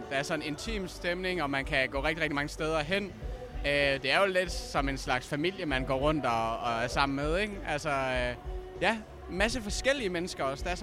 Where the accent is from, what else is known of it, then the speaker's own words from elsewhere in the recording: Vejle, Southern Denmark, Denmark; Jeg kommer fra Vejle og er 27 år gammel.